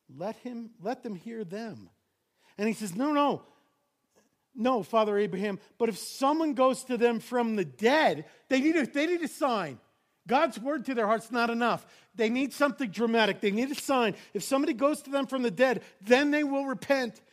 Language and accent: English; New York, United States; I grew up in New York.